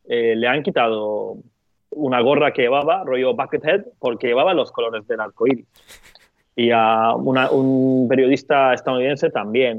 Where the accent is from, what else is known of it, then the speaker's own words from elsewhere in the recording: Turkey; moved away; yo soy de Turquía